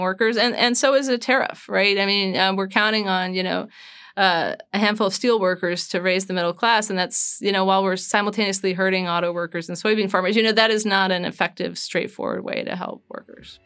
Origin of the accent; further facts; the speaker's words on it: United States; being an American